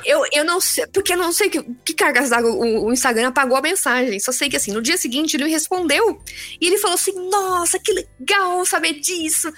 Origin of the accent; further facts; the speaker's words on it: Tupã, São Paulo, Brazil; also born or lived in Adamantina / Osvaldo Cruz / Maringá; now in São Paulo, Brazil; eu nasci em, ah, em Adamantina, né? é ali no interior de São Paulo, é perto. Tá perto de Marília e tal, mas aí eu morei um pouco em Oswaldo Cruz, um pouco em Tupã e tudo mais. Certo. Mas a parte da adolescência foi lá em Tupã.